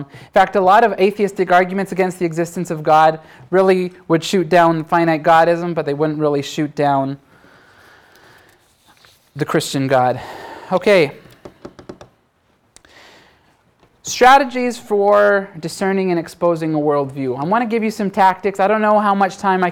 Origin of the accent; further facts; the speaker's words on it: Canada; I'm Canadian